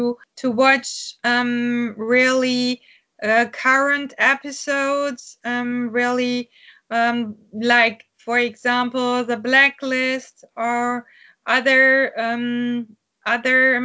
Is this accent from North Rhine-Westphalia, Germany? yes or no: yes; Castrop-Rauxel, North Rhine-Westphalia, Germany; English is a second language; I'm from a little town in Germany. It's called Castrop-Rauxel. It's a town in the Ruhr area, so it's near Dortmund. And I have been living here in Castrop for my whole life